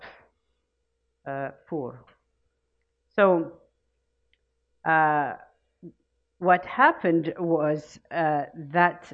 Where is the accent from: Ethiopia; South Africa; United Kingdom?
Ethiopia; born or raised there; now in United States